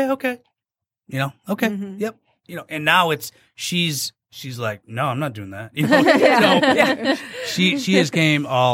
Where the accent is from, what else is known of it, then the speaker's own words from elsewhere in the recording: Sterling Heights, Michigan, United States; I grew up in Sterling Heights